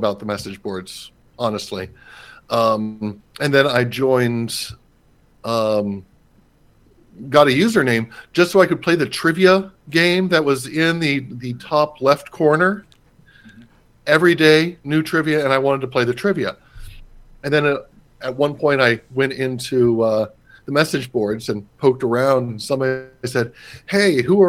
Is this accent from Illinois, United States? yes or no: no; Cincinnati, Ohio, United States; I grew up in Hyde Park and went to Xavier